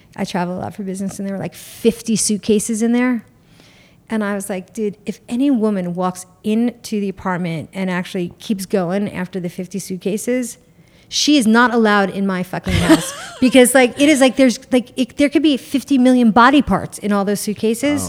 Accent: New York, United States; I'm from New York. Like, my New York comes out

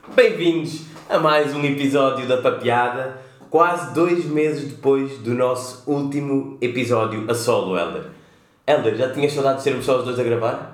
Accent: Cape Verde; como cabo-verdianos que somos

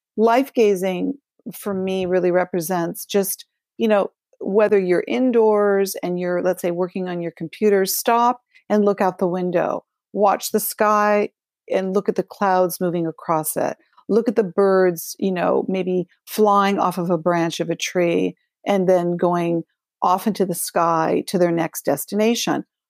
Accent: Los Angeles, California, United States; I grew up in Los Angeles.

